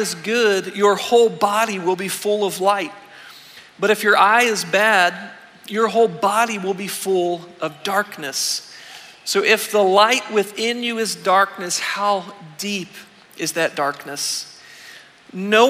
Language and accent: English; Weirton, West Virginia, United States; I grew up in Weirton, in the northern panhandle of the state.